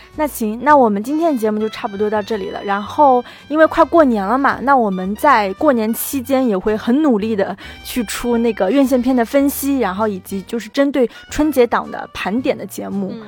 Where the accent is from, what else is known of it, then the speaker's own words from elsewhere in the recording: China; 我们中国人是讲前世今生的